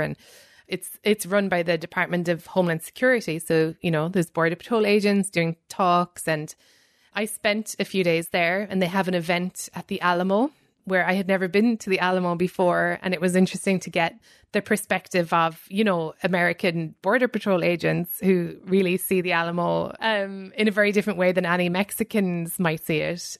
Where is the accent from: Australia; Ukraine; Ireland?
Ireland; moved away; coming from, you know, a formerly colonized country